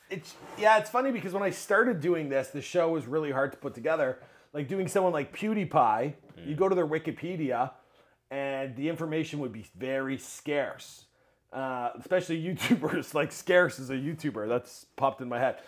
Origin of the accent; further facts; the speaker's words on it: Mississauga, Ontario, Canada; I grew up in Mississauga.